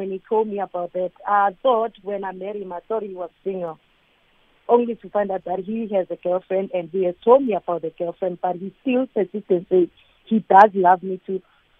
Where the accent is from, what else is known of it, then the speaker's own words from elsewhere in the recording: Gauteng, South Africa; I'm from Gauteng.